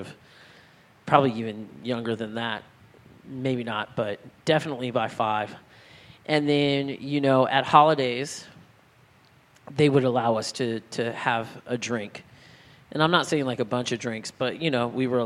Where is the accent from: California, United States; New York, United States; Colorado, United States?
California, United States; El Cajon; where I grew up in San Diego